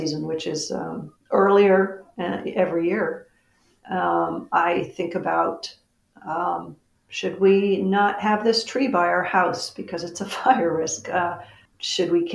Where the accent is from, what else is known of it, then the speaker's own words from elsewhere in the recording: Etna, New Hampshire, United States; moved away as an adult; now in California, United States; I was born in Aetna